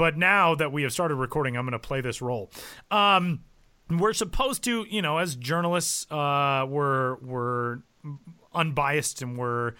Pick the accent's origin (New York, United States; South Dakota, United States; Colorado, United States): Colorado, United States; Denver; I grew up in Denver